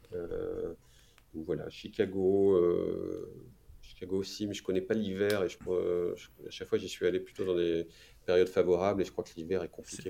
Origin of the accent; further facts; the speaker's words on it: France; moved away as an adult; also born or lived in New York; en tant que Français